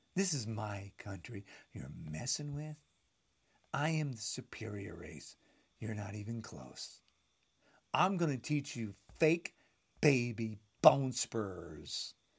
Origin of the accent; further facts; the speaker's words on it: United States; I am an American. This is my country